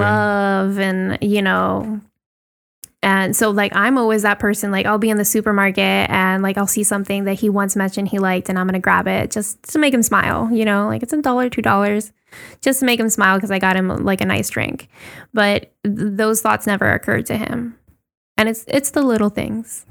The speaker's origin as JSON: {"language": "English", "country": "Puerto Rico", "tie": "born or raised there", "said": "growing up in Puerto Rico the way that we did"}